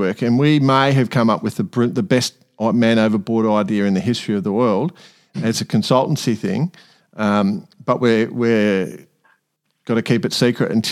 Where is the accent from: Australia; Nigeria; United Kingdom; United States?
Australia; we're Australian